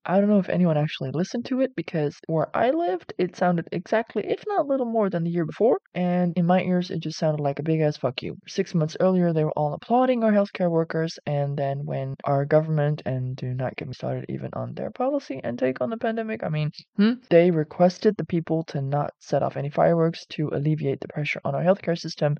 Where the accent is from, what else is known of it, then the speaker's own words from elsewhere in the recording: Netherlands; I'm from the Netherlands, which is a European Union country.